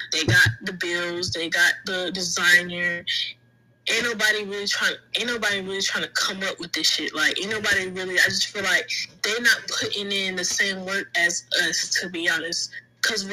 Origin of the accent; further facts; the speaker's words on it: Jacksonville, Florida, United States; I'm from Jacksonville, Florida